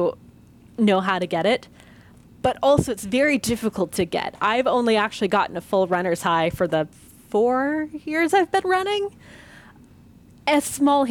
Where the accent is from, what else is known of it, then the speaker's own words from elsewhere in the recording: Southern California, United States; moved away; I was born and raised in Southern California, so I grew up going to Disneyland all the time. And even though I don't live in the area anymore